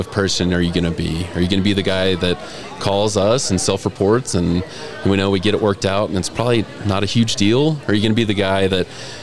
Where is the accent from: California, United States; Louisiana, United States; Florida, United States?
Louisiana, United States; also born or lived in Kentucky / New York / Tennessee; now in Riverton, United States; I grew up in Louisiana.